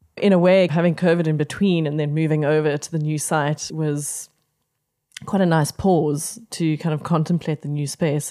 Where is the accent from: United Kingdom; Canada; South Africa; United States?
South Africa; Pretoria, Gauteng; I grew up in Pretoria primarily